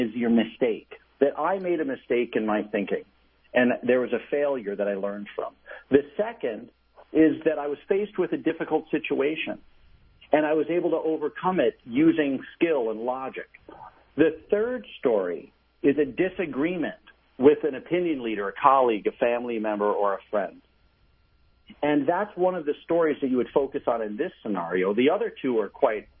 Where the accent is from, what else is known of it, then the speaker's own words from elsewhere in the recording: New York, United States; my very good friend, Dave, who was a wonderful gentleman I grew up with in New York